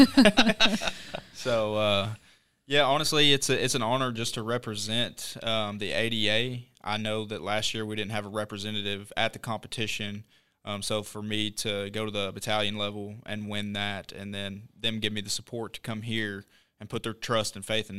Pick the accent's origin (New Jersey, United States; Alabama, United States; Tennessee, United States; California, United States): Tennessee, United States; Knoxville; now in South Carolina, United States; I'm from Knoxville, Tennessee